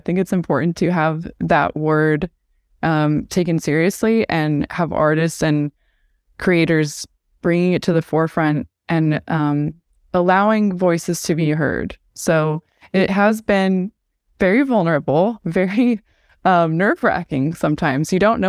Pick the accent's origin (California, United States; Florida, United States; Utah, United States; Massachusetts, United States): Utah, United States; West Jordan; So I grew up in a Mormon community. I grew up in West Jordan, Utah